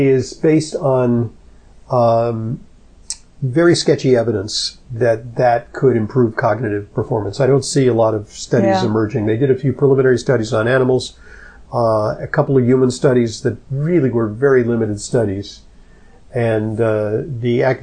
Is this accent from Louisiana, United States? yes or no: no; Santa Monica, California, United States; I'm from Santa Monica, California.